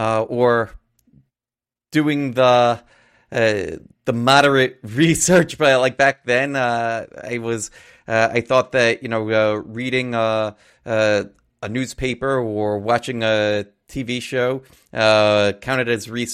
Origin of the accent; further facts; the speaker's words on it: Astoria, New York, United States; I grew up in Astoria, Queens. I'm not sure if everybody doesn't know where that is. It's part of New York City. Queens is one of the boroughs in New York City.